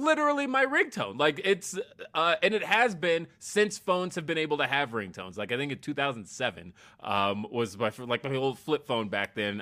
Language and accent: English; Los Angeles, California, United States; now in Colorado, United States; somebody like me who came from California, right? I was born in Los Angeles. So, like, I moving here was weird because I had never seen snow before.